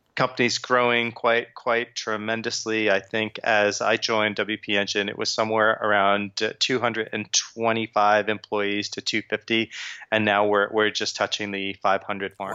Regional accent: Long Island, New York, United States; moved away as an adult; also born or lived in Brooklyn / New Jersey; now in London, United Kingdom; I grew up in Long Island. I was born in Brooklyn

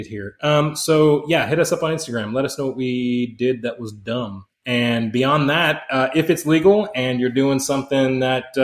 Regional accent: Houston, Texas, United States; I grew up in Houston College

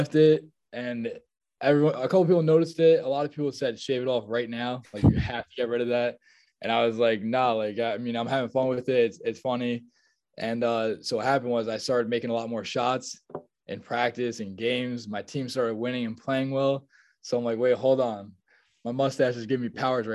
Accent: Nutley, New Jersey, United States; I'm from Nutley, New Jersey, which is like 20, 25 minutes away from my school

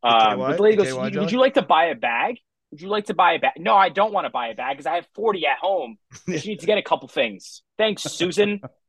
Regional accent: New Jersey, United States; I don't want to even say I'm from New Jersey because of this.

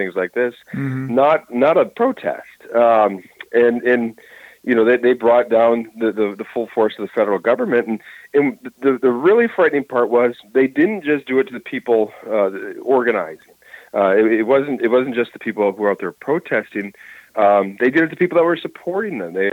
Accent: Minnesota, United States; it was here in our state. I'm from Minnesota

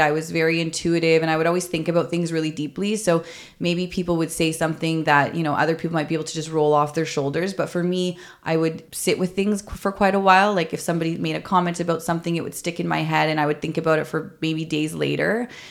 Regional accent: Toronto, Ontario, Canada; I grew up in Toronto

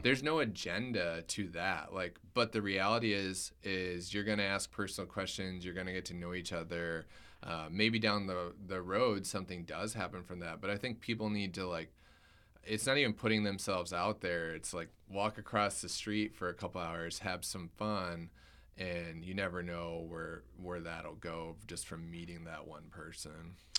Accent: Michigan, United States; I grew up in Michigan

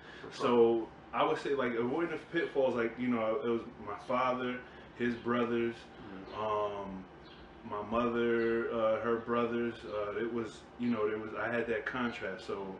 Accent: Bridgeport, Connecticut, United States; I grew up on the north end of Bridgeport. Mm-hmm. When I was first born, I was on the east side.

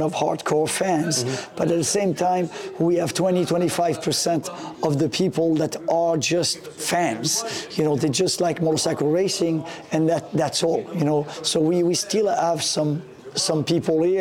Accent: France; moved away; when I was a kid growing up in France

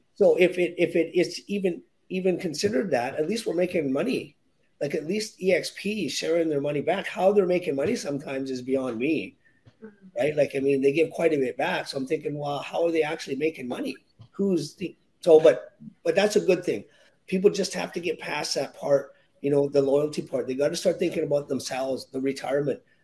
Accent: Victoria, British Columbia, Canada; also born or lived in Williams Lake, British Columbia; I was uh, born and raised in Victoria, BC, in Canada

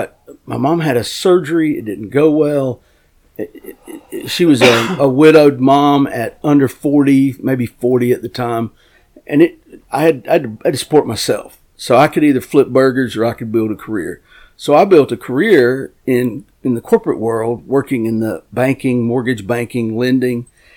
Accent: North Carolina, United States; We in my county, I'm from Gaston County, North Carolina, we catch a lot of babies.

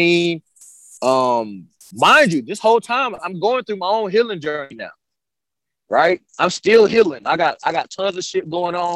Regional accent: United States; also born or lived in Costa Rica; I'm from here, but I grew up in Costa Rica, you know, because I was traveling there since 21 years old

